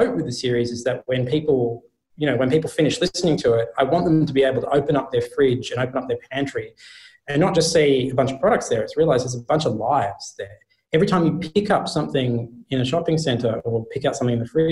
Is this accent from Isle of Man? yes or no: no; Australia; being Australian